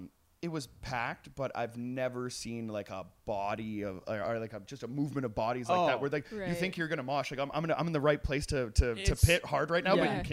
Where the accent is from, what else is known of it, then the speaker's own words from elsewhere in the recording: Trail, British Columbia, Canada; I grew up in Trail, which is about 8 hours east.